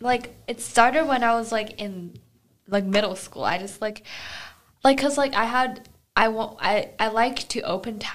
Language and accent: English; Beijing, China; moved away; I'm from Beijing